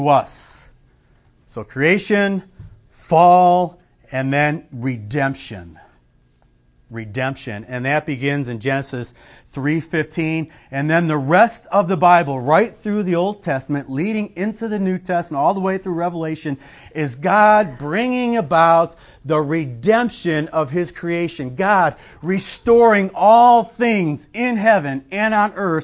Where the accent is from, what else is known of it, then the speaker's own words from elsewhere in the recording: Illinois, United States; I'm from Illinois